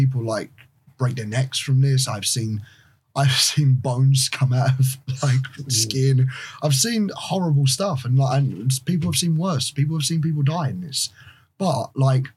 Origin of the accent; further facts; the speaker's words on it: United Kingdom; I'm the best wrestler that British wrestling has ever produced.